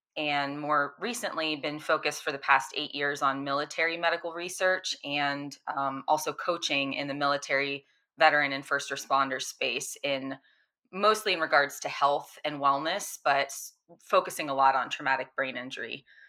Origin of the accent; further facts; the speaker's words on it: Florida, United States; I grew up in Florida where it's hot and humid all the time